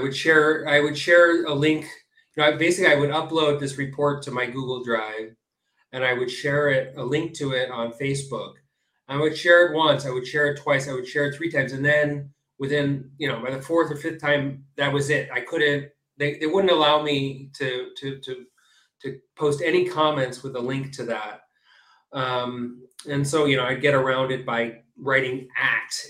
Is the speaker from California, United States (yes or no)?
yes; California, United States; now in Israel; I was born in the U.S. I grew up in California, and I now live and work in Israel